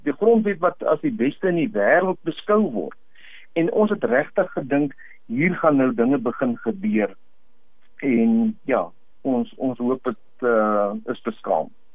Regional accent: South Africa; Ons as Suid-Afrikaners

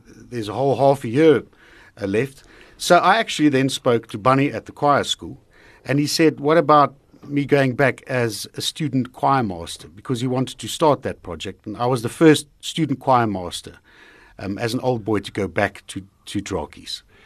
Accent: Heidelberg, Gauteng, South Africa; also born or lived in Drakensberg; That's where I come from. That's where I grew up. Uh, partly grew up in the Drakensberg, uh, but most of the time, Heidelberg. That's my hometown.

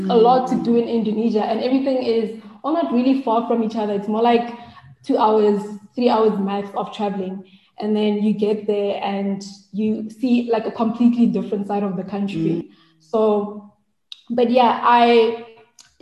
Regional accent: South Africa; I'm South African

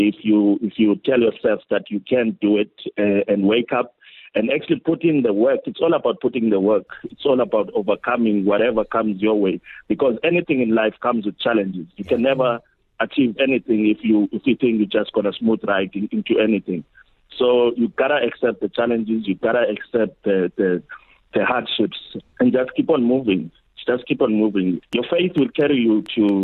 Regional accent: Addo, Eastern Cape, South Africa; I'm from Addo. Addo in Valencia, one of the locations there.

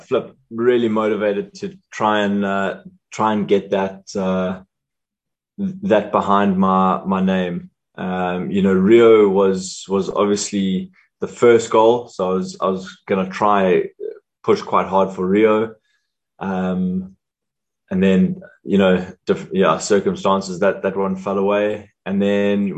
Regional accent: South Africa; as South African hockey players, not being full-time hockey players

